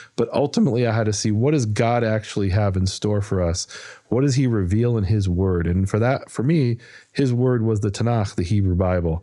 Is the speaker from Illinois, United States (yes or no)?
yes; Chicago, Illinois, United States; moved away as an adult; also born or lived in Israel; I was born and raised in Chicago, moved there when I was twenty.